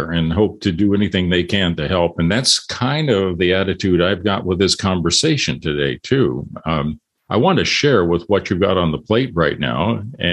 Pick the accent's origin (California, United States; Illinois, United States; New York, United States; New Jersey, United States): California, United States; as a Californian